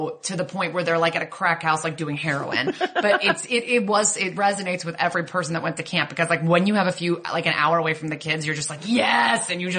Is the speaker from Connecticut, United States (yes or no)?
yes; Connecticut, United States; when I was 13 from Connecticut